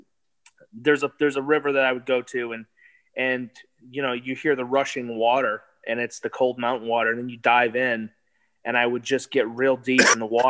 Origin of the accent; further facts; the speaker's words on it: Michigan, United States; I grew up in Michigan and, you know, grew up on the lakes